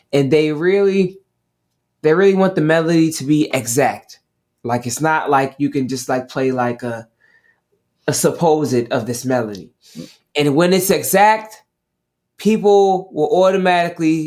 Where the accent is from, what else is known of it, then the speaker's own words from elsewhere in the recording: Maryland, United States; also born or lived in Atlanta, Georgia; now in New York City, United States; I was born in Maryland, so I'm originally from Maryland